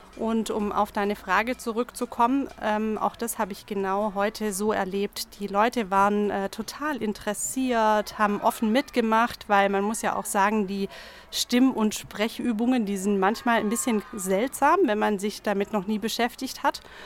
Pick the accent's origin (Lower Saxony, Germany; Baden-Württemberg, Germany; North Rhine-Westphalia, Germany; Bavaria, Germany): Baden-Württemberg, Germany; Tuttlingen; accent: Alemannic; now in Ulm, Germany; Ich bin zwar schon sehr lange hier, aber ursprünglich komme ich aus Tuttlingen, aus der Nähe vom Bodensee